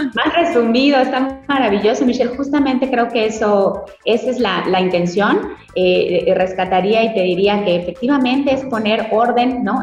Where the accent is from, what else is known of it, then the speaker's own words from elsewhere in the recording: Yucatán, Mexico; como yucatecos